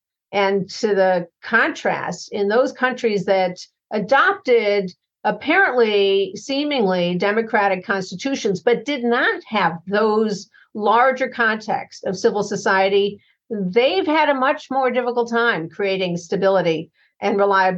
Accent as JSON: {"language": "English", "town": "Chicago", "region": "Illinois", "country": "United States", "tie": "born or raised there", "said": "works globally, but also in my hometown of Chicago."}